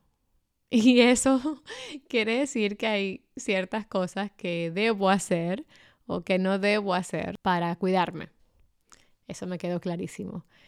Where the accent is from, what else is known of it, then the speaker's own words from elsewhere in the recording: Dominican Republic; en mi país, en mi adorada República Dominicana